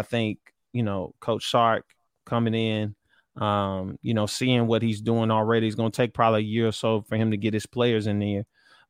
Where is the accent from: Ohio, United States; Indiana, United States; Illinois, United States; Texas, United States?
Texas, United States; Dallas